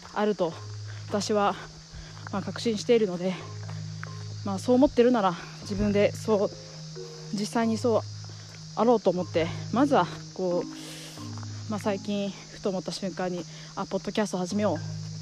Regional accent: Iwate, Japan; moved away as an adult; also born or lived in New Zealand / Tokyo; 私、えー岩手県の出身で高校まで岩手におりまして

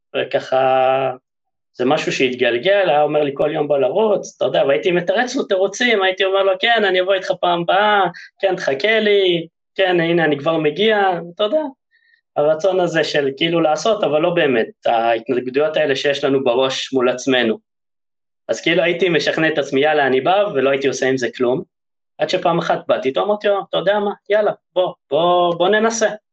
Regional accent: Haifa, Haifa District, Israel; also born or lived in Germany; נולדתי בגרמניה, חלק משליחות שההורים שלי היו שם, ואחרי שנה הגעתי לארץ, לחיפה

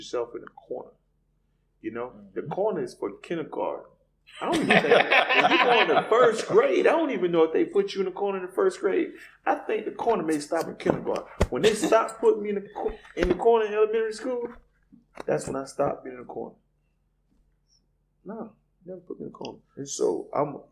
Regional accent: Lake Wales, Florida, United States; moved away as an adult; now in Jacksonville, United States; I'm from a little small country town called Lake Wells, Florida

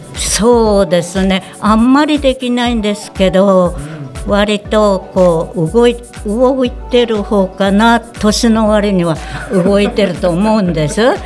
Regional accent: Higashikawa, Hokkaido, Japan; 出身地は上川郡東川町です

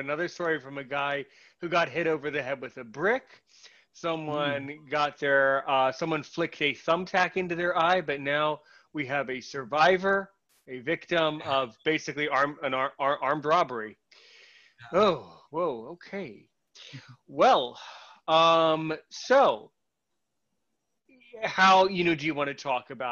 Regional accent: United States; I'm American, living in an undisclosed location somewhere in the universe.

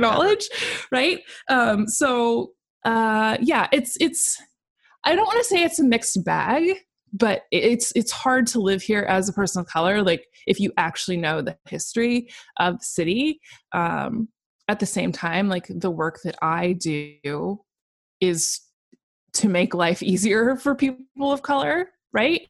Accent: Portland, Oregon, United States; moved away as an adult; now in Seattle, United States; I grew up in Portland, Oregon, was born and raised.

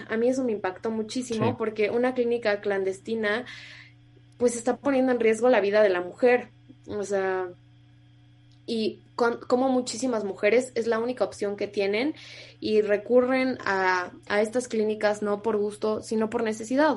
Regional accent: Sonora, Mexico; moved away; also born or lived in Mexico City; yo soy de Sonora, y a nosotros desde primaria nos enseñan de que los seris, los yaquis, los mayos

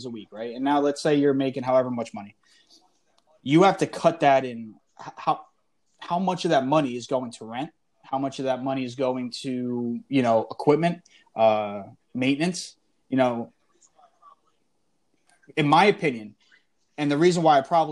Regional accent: New Jersey, United States; my pops, we grew up in Jersey, but my pops just moved to PA.

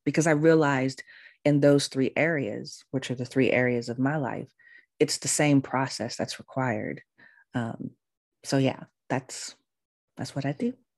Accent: California, United States; moved away as an adult; also born or lived in Baltimore, Maryland; I'm from California. All my family's in California. I had never lived anywhere else before outside of California

